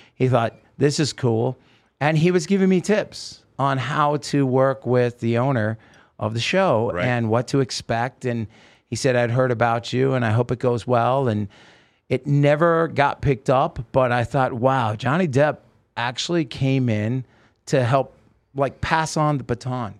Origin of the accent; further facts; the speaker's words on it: Oregon, United States; moved away; also born or lived in Los Angeles; I grew up with in Oregon